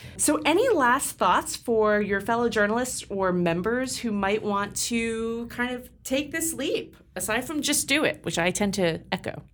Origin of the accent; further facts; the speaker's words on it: California, United States; moved away; I'm from California